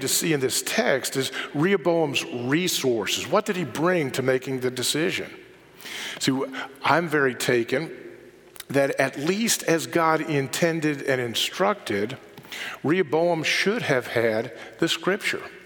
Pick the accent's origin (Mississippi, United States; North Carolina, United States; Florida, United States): North Carolina, United States; Charlotte; I grew up visiting New York in the summer, but growing up in Charlotte rather than growing up in New York